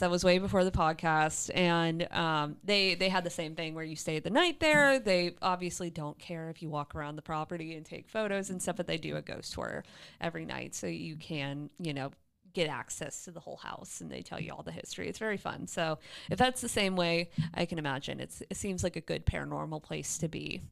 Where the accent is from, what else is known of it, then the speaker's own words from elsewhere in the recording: St. Petersburg, Florida, United States; an homage to my hometown, the Don Caesar in Saint Pete, Florida